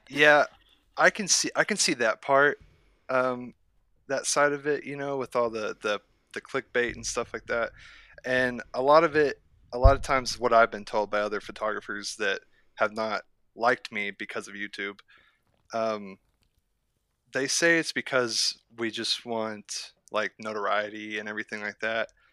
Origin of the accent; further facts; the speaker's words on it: near Lawton, southern Oklahoma, United States; I'm from southern Oklahoma, closer to the Lawton area